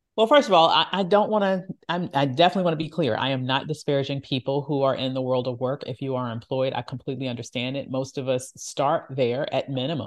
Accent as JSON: {"language": "English", "area": "the Jim Crow South", "region": "Virginia", "country": "United States", "tie": "born or raised there", "said": "my parents always told me the stories of what they experienced, uh, growing up in the Jim Crow South and us still living in that area"}